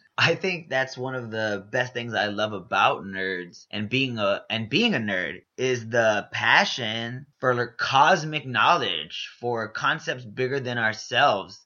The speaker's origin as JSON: {"language": "English", "town": "Houston", "region": "Texas", "country": "United States", "said": "I'm originally from Houston, Texas. Whoop, whoop. H Town."}